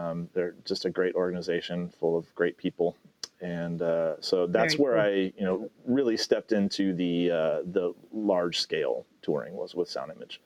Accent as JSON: {"language": "English", "region": "Midwest", "country": "United States", "also_born_or_lived": "Arizona / Southern California", "moved": "as an adult", "said": "I'm from the Midwest"}